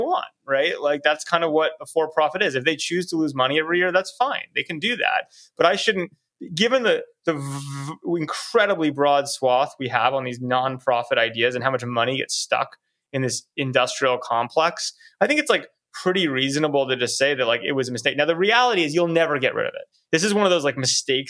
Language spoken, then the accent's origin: English; United States; as American